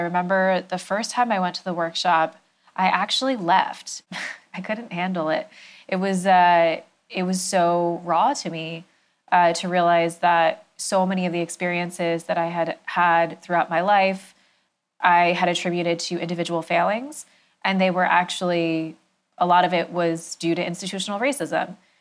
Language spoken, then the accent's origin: English; New Jersey, United States; I grew up in New Jersey, in a suburb, um, outside of New York.